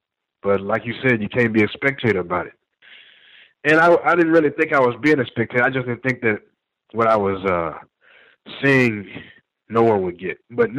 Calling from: Texas, United States; I'm a caller from Texas.

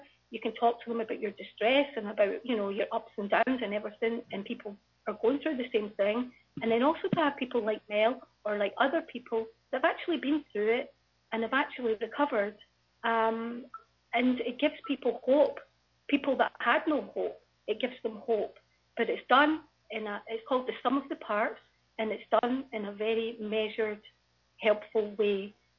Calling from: Scotland, United Kingdom; I'm actually phoning from Scotland

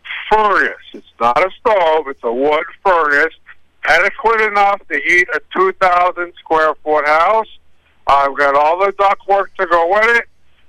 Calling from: Jay, Maine, United States; I'm calling from Jay.

